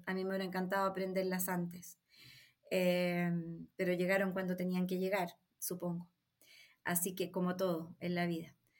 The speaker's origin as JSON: {"language": "Spanish", "country": "Chile", "said": "Yo soy latina, soy chilena"}